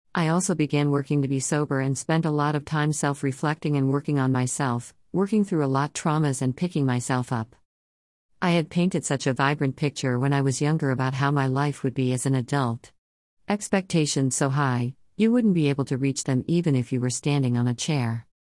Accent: Oklahoma, United States; moved away as an adult; now in California, United States; I lived in a small town in Oklahoma for most of my life

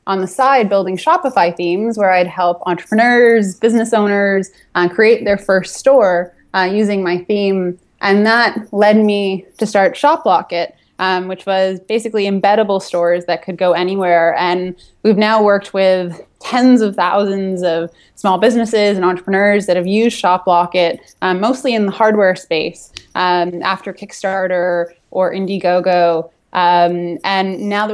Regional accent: Toronto, Ontario, Canada; I'm from Toronto

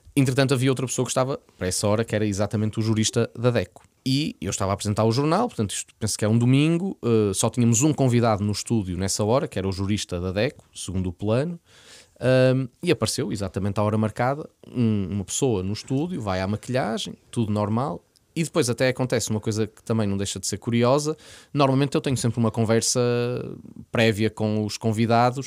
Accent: Porto, Norte, Portugal; eu nasci no Porto, vivi sempre no Porto, código postal 4250

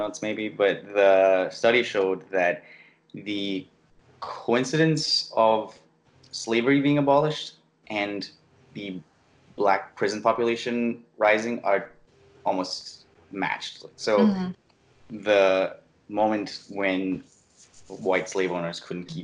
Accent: Singapore; I grew up in Singapore

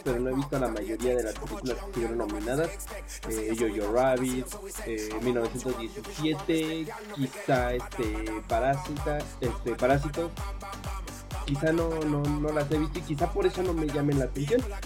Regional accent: Mexico; en México

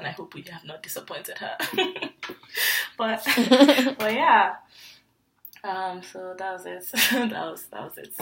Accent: Nigeria; born or raised there; moved away as an adult

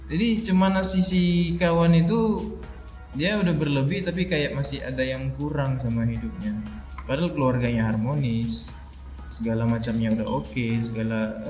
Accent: Sibolga, North Sumatra, Indonesia; now in Medan, Indonesia; kan aku kan orang Sibolga

